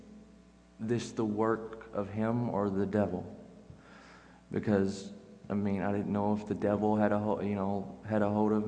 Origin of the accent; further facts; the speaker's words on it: Henderson, United States; I'm from Henderson